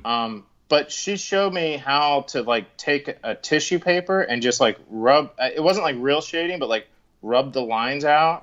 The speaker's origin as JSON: {"language": "English", "town": "Collingswood", "region": "New Jersey", "country": "United States", "tie": "born or raised there", "said": "I grew up in Collingswood"}